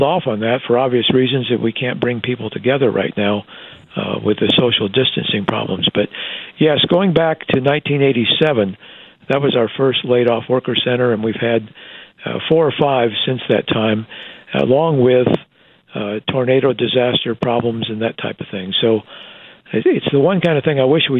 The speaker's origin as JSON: {"language": "English", "region": "Iowa", "country": "United States", "tie": "born or raised there", "also_born_or_lived": "Texas", "moved": "as an adult", "lives_now": "Wichita, United States", "said": "Iowa is my home state."}